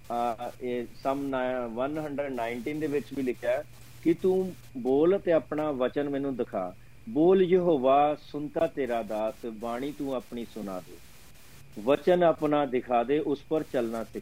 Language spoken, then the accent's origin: Punjabi; India; moved away; ਮੈਂ ਇੰਡੀਆ ਤੋਂ ਹਾਂ